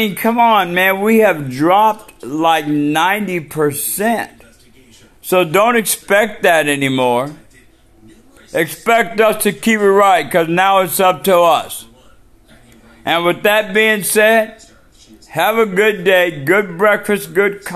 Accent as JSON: {"language": "English", "region": "Washington", "country": "United States", "said": "We are from Washington State, the PNW"}